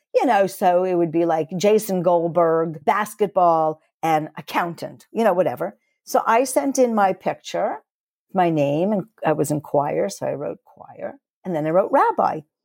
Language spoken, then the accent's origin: English; New York, United States; moved away as an adult; now in Toronto, Canada; I'm originally from New York